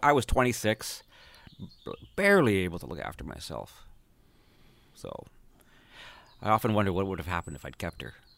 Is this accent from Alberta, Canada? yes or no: yes; St. Albert, Alberta, Canada; moved away; also born or lived in Edmonton, Alberta; Grew up in Saint Albert, Alberta, which is where, north of Edmonton by about one skip